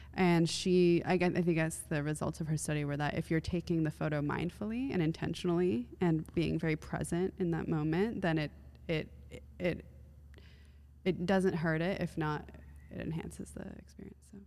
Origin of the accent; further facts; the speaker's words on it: United States; also born or lived in Iran; as an American